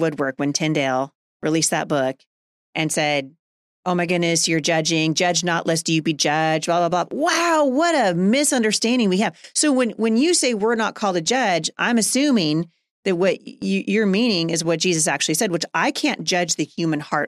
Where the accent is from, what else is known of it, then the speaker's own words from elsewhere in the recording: Portland, Oregon, United States; moved away as an adult; now in Washington, United States; I grew up in Portland.